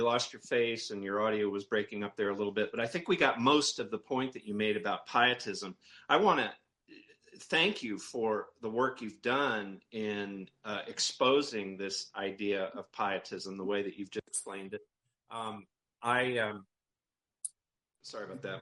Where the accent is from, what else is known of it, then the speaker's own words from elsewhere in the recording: Maine, United States; I'm from Maine, okay? I'm up in Maine